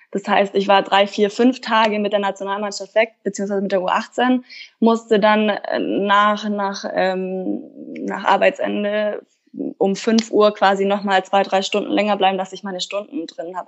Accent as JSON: {"language": "German", "town": "Kaufbeuren", "region": "Bavaria", "country": "Germany", "tie": "born or raised there", "moved": "yes", "said": "ich komme aus dem Allgäu, ich komme ja ursprünglich aus Kaufbeuren"}